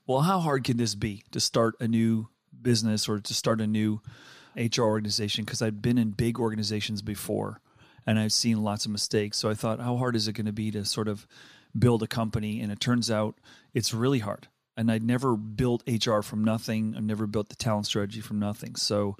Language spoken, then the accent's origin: English; Danbury, Connecticut, United States; also born or lived in Westville, South Africa; We got kicked out when I was 7 from South Africa and settled on the East Coast. So probably most of my formative education was in Connecticut and sort of working class part of Connecticut called Danbury.